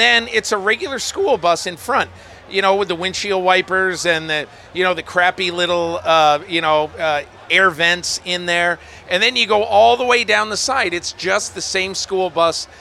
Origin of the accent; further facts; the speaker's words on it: Northern Connecticut, United States; I'm from Northern Connecticut, and my whole family was passionate about one thing, and that was the Boston Red Sox